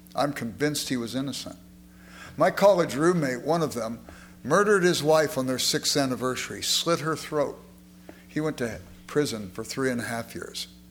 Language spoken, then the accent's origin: English; Los Angeles, California, United States; I grew up in South Central Los Angeles